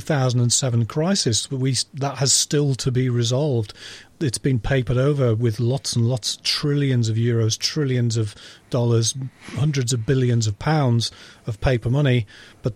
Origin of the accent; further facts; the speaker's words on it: Yorkshire and the Humber, United Kingdom; I'm from Yorkshire, so from a village in Yorkshire.